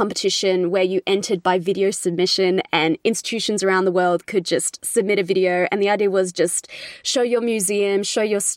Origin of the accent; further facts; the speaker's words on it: Australia; accent: Australian; you can probably tell from my accent, I'm from Australia.